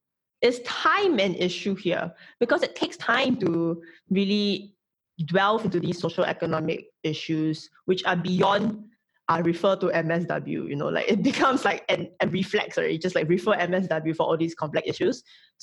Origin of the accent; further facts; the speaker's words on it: Singapore; as a Singaporean.